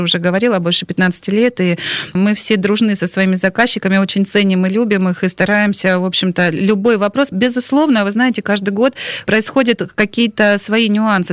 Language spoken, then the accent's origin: Russian; Stavropol, Stavropol Krai, Russia; я родилась и жила в Ставрополе